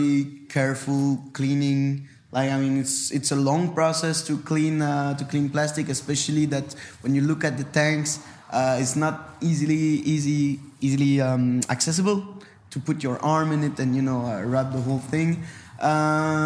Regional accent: Brussels, Brussels-Capital Region, Belgium; first language French; English is a second language; We are from Brussels. We grew up.

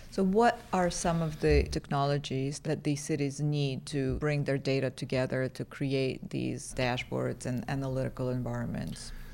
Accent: New York City, New York, United States; now in Los Angeles, United States; I come from New York City

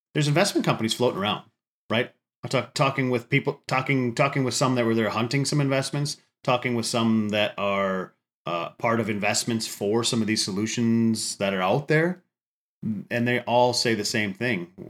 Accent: Upper Midwest, United States; I'm from the Upper Midwest

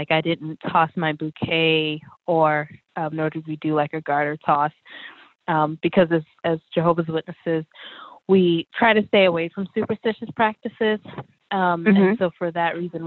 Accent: Atlanta, Georgia, United States; moved away as an adult; now in North Carolina, United States; I was raised in Atlanta, Georgia

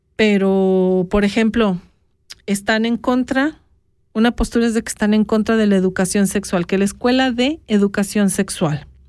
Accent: Mexico; now in Switzerland

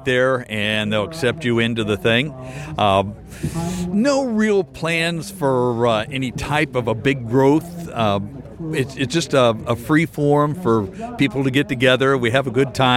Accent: Clearwater, Florida, United States; also born or lived in Wisconsin; I'm from the Clearwater, Tampa Bay area.

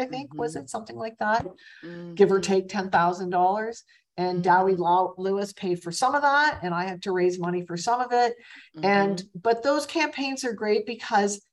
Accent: Toronto, Ontario, Canada; moved away as an adult; now in Montreal, Canada; Which is my hometown, which is where I was born

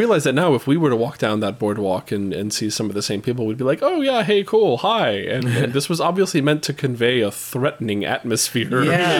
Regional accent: East Coast, United States; I grew up on the East Coast

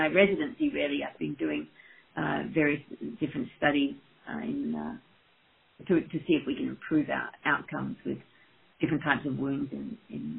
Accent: Australia; moved away as an adult; also born or lived in Perth, Australia / Sydney, Australia / Saskatchewan, Canada / Edinburgh, Scotland; now in Michigan, United States; I am from Australia originally, and did my veterinary degree and an internship and a registrarship in Perth and then Sydney

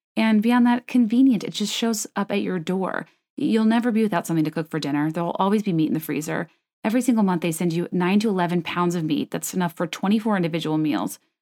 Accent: Virginia, United States; moved away; I grew up in Virginia

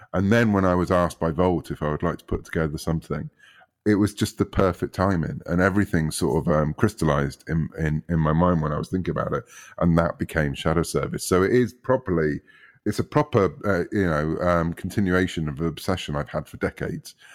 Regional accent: United Kingdom; growing up in the U K, as people might gather from my accent

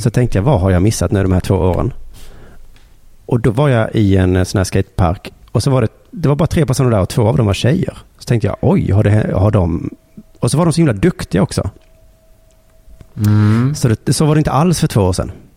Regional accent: Sweden; vi svenskar

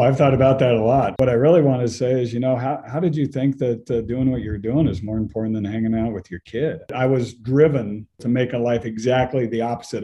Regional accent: Colorado, United States; also born or lived in West Germany; I was born and raised. I'm a, I'm a native

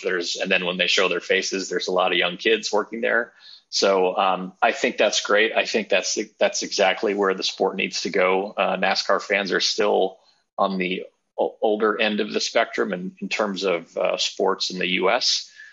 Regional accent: Southern California, United States; now in Davidson, United States; I'm originally from Southern California

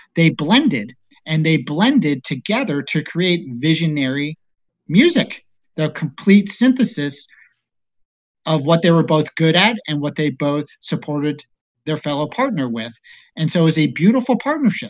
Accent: East Coast, United States; moved away; also born or lived in Colorado; I grew up on the East Coast, and there wasn't too many Mormons

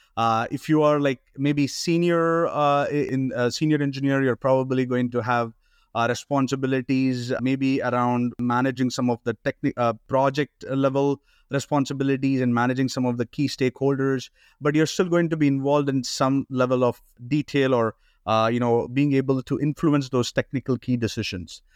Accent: India; moved away as an adult; also born or lived in Canada; now in United States; I've been born and brought up in India

